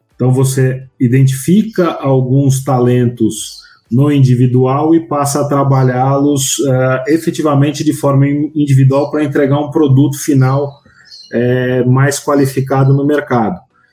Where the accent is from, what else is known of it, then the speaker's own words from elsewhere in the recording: São Paulo, Brazil; eu sou de São Paulo